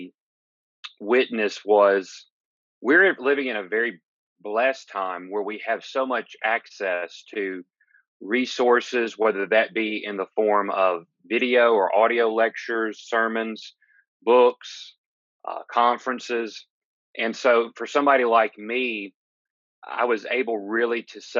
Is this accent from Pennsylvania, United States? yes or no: no; Gulfport, Mississippi, United States; I'm originally from Gulfport, Mississippi